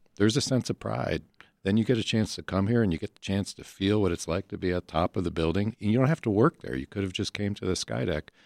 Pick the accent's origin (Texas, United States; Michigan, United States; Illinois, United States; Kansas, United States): Illinois, United States; Chicago; we looked at this as Chicagoans